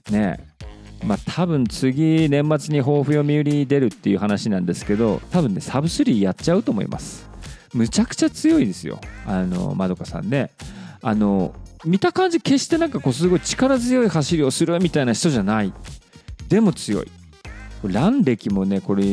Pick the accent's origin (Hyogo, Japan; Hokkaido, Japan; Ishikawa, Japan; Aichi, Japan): Hokkaido, Japan; どさんこだからやっぱ北海道のこと言いたいわけですよ。